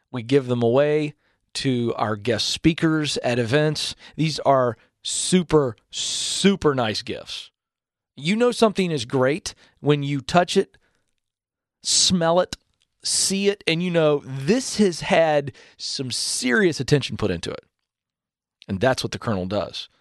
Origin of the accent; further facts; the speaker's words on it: the South, United States; I'm born and raised in the South